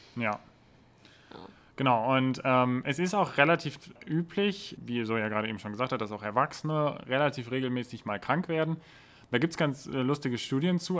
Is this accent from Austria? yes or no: no; Germany; wir so als Deutsche